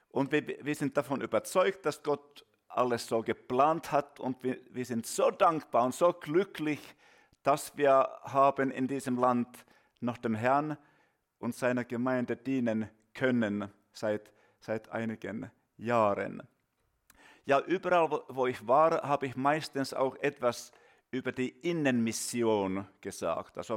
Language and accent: German; Finland; German is a second language; Ja, wir kommen aus Finnland